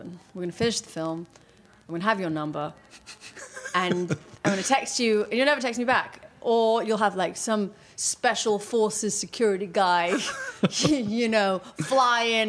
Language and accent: English; Portugal; moved away; I grew up in Portugal